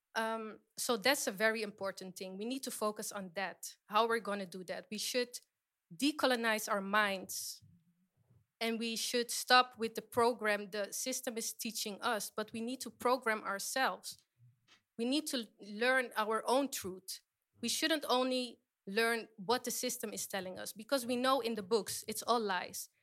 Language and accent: English; Suriname; I am from Suriname, that is in South America.